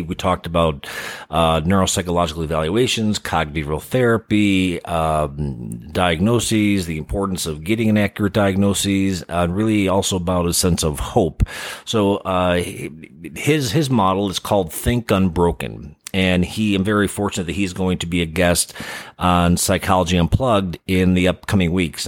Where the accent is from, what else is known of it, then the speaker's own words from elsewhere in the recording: Chicago, Illinois, United States; moved away; growing up in the Midwest, um, from Chicago.